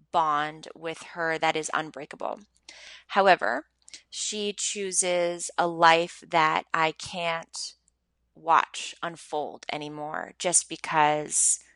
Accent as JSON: {"language": "English", "town": "Montreal", "region": "Quebec", "country": "Canada", "tie": "born or raised there", "said": "I grew up in Montreal. I'm born and raised in Montreal."}